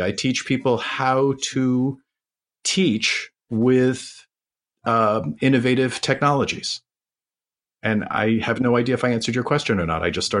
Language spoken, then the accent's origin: English; New York City, New York, United States; now in North Carolina, United States; And I grew up in New York City and thought that I was going to go to school in Philadelphia for my smaller town experience.